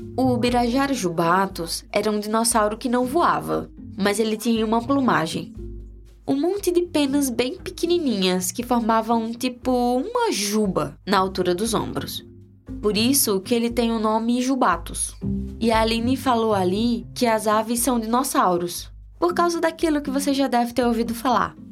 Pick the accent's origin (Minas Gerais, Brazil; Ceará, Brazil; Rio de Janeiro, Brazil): Ceará, Brazil; Crato; Eu cresci no Crato, na região do Cariri, sul do Ceará